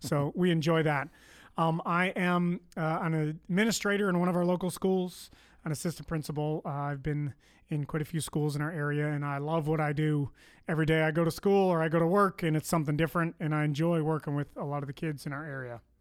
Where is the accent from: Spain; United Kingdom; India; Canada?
Canada; accent: Canadian; moved away; I am Canadian